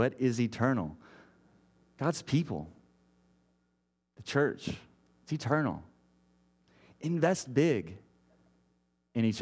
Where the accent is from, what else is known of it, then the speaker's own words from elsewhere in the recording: Texas, United States; moved away as an adult; now in Portland, United States; I grew up in Texas